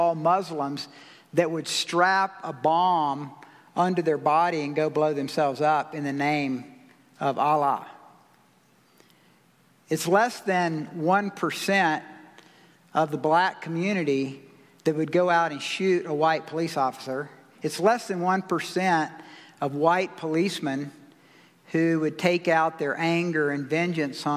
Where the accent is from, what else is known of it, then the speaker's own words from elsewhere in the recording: South Carolina, United States; I grew up in the South, so I have felt that before for sure. I remember when we integrated schools in 1970 in South Carolina and I was going into the 7th grade